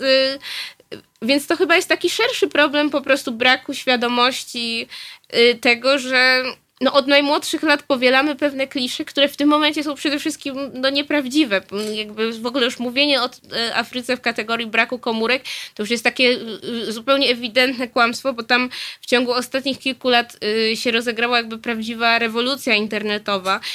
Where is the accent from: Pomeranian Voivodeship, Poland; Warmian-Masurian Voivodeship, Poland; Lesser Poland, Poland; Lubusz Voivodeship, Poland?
Lesser Poland, Poland; Nowy Sącz; now in Warsaw, Poland; ja się urodziłam w Polsce, urodziłam się w Nowym Sączu